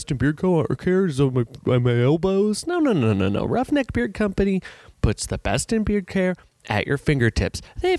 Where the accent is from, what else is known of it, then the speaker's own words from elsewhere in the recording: St. Louis, Missouri, United States; I'm from St. Louis.